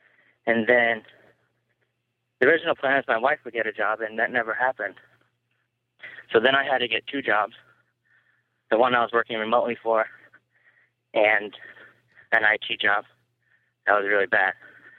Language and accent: English; Boise, Idaho, United States; moved away as an adult; now in California, United States; I'm from Boise